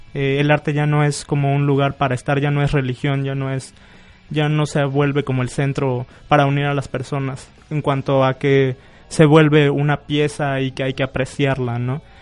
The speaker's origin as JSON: {"language": "Spanish", "town": "Venustiano Carranza", "region": "Chiapas", "country": "Mexico", "tie": "born or raised there", "said": "recorriendo el pueblo de Venustiano Carranza, del cual soy nativo"}